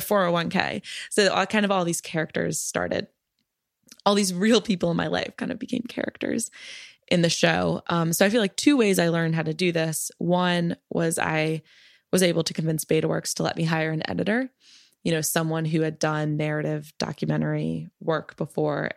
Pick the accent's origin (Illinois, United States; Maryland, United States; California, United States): Maryland, United States; now in Brooklyn, United States; I'm from Maryland